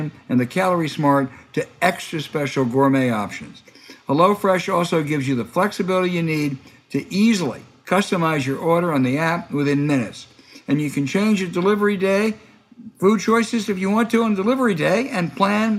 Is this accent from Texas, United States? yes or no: no; Pennsylvania, United States; also born or lived in Virginia; I was born in Virginia, but I grew up in Pennsylvania